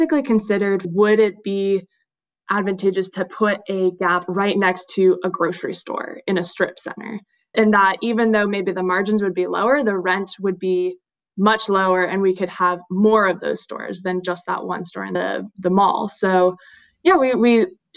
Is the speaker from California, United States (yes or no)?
yes; Salinas, California, United States; also born or lived in Santa Barbara, California / San Francisco, California; I'm originally from Salinas, California, which is kind of near Monterey, Central Coast